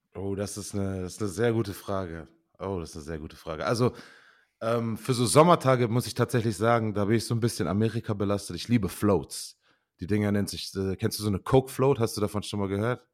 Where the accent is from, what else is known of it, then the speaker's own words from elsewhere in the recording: Osnabrück, Lower Saxony, Germany; moved away as an adult; also born or lived in Osterkappeln / Beaufort, South Carolina / Canada; ich bin in Osterkappeln geboren, komme echt aus Osnabrück. Ähm, bin dort auch groß geworden